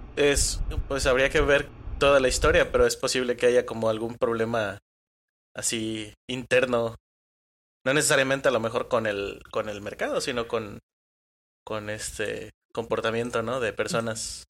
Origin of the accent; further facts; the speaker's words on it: Colima, Mexico; soy de aquí de Colima